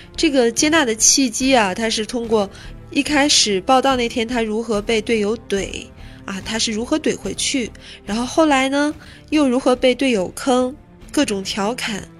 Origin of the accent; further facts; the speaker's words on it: China; 我们中国人